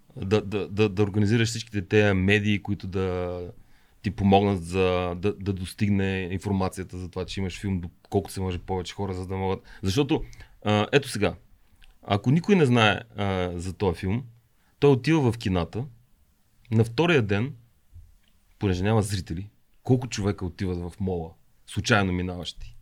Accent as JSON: {"language": "Bulgarian", "country": "Bulgaria", "said": "съм от България"}